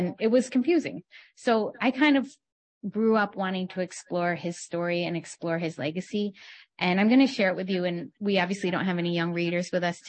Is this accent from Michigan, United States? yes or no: yes; Michigan, United States; growing up in Michigan at that time in the 1980s